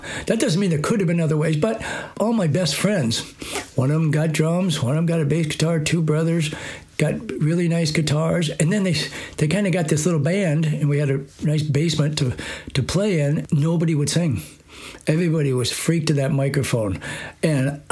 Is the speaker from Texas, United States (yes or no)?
no; Iowa, United States; I grew up in Iowa, in a small little town, small farm town